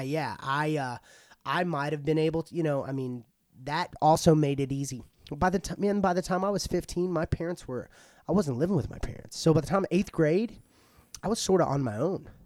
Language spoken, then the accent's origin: English; Paris, Texas, United States; I was born here in Paris at McChristian Ho-, McChristian Hospital